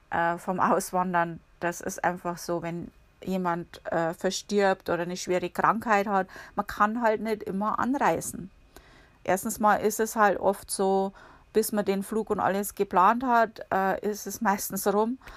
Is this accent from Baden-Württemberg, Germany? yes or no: no; Bavaria, Germany; now in United States; Um, oder ich komme ja aus Bayern, ne? da gibt es die, die, kannst du um jede Ecke gehen, da siehst du einen Biergarten ungefähr.